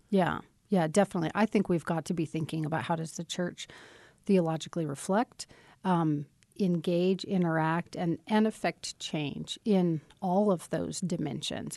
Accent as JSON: {"language": "English", "town": "Casper", "region": "Wyoming", "country": "United States", "tie": "born or raised there", "said": "I was born in Casper"}